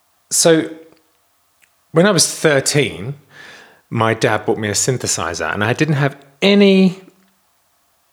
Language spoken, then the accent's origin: English; Kent, South East England, United Kingdom; I was born in Kent in England